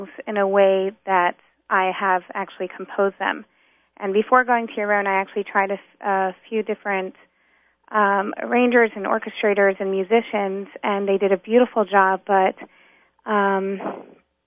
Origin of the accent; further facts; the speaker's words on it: North Carolina, United States; moved away; also born or lived in New York; I was born and raised in North Carolina.